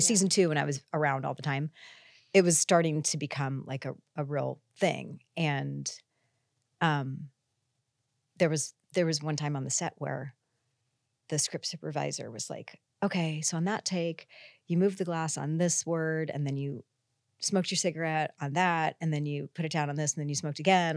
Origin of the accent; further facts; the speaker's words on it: Iowa, United States; moved away as an adult; also born or lived in California; I came out from Iowa to a college in California